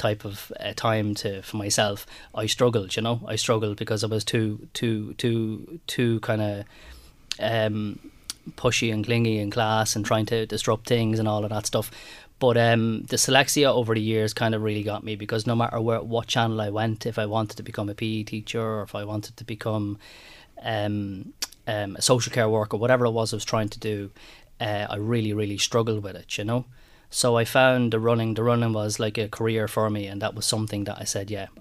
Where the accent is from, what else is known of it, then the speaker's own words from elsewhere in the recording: Ireland; we Irish people